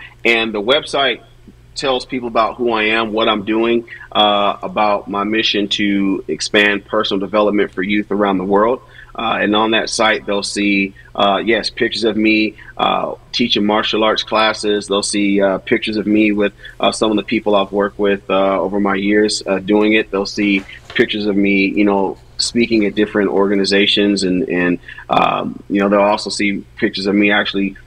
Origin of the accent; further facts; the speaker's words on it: Seattle, Washington, United States; I'm from Seattle, Washington originally